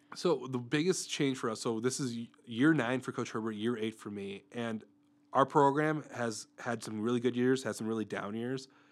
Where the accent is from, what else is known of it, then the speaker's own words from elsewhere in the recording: Mundelein, Illinois, United States; moved away as an adult; I originally grew up in Mundelein, Illinois, which is a suburb north of the Chicago area